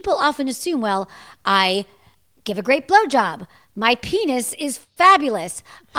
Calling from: Santa Monica, California, United States; I'm in Los Angeles. I'm in Santa Monica, California, to be specific.

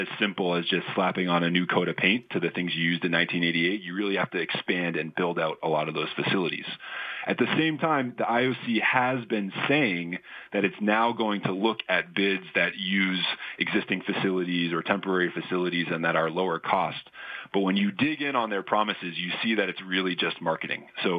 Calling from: Boston, Massachusetts, United States; I'm calling you from Boston

